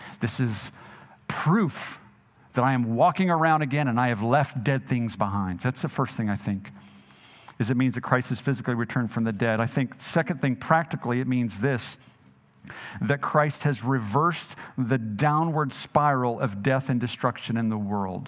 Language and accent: English; Jackson, Mississippi, United States; I grew up in Jackson, Mississippi for much of my adult life.